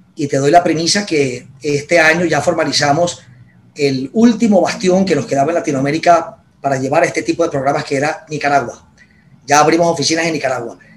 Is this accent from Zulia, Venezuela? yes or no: no; Barquisimeto, Lara, Venezuela; moved away as an adult; also born or lived in Caracas, Venezuela; yo soy de, de Barquisimeto y Carora, Estado Lara y me vine a Caracas a estudiar mi carrera